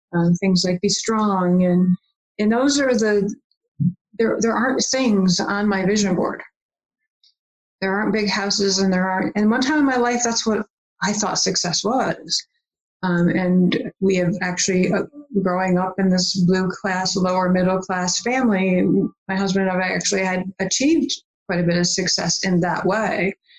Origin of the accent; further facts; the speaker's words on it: Michigan, United States; also born or lived in Virginia; here's a woman from michigan saying y- y'all because i lived in virginia for a while too